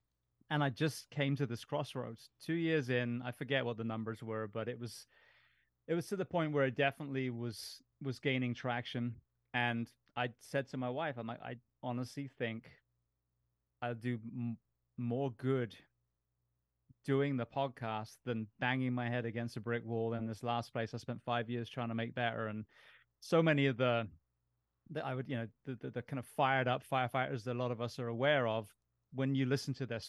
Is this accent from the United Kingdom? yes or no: yes; England, United Kingdom; now in United States; I mean, I grew up in England.